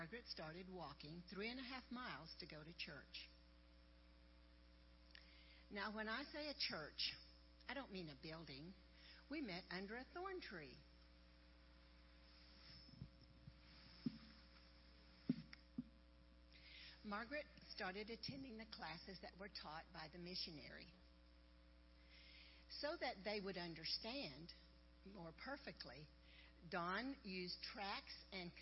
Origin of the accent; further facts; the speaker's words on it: Kenya; I'm from Kenya. I live in the northern part of Kenya. We Samburu people